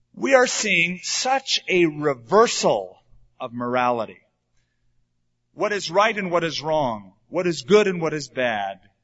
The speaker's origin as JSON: {"language": "English", "country": "United States"}